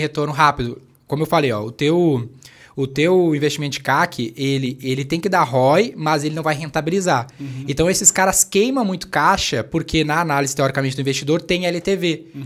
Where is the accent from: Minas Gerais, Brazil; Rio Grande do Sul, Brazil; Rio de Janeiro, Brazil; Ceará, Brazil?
Rio Grande do Sul, Brazil; Canoas; eu venho da periferia do Rio Grande do Sul